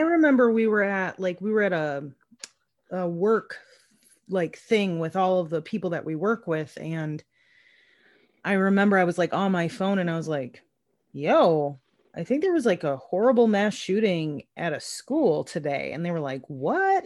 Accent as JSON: {"language": "English", "region": "Minnesota", "country": "United States", "said": "I'm from Minnesota"}